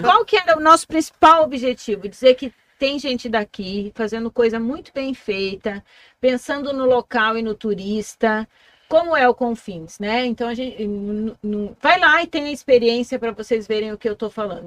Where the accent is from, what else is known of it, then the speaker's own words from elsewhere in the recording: Foz do Iguaçu, Paraná, Brazil; eu sou nascida em Foz